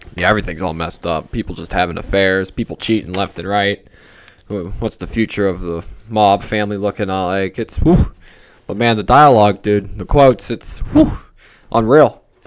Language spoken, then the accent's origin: English; Pittsburgh, Pennsylvania, United States; I'm from Pittsburgh